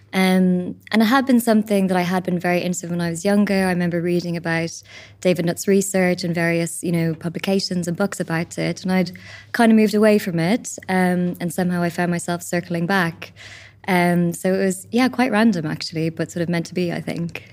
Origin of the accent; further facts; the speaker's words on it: Ireland; as an Irish country, we have our own spirituality.